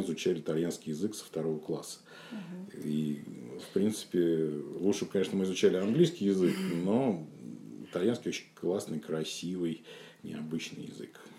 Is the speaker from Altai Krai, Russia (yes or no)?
no; Saint Petersburg, Russia; я родился и вырос как раз э, в самом центре. Я жил на канале Грибоедова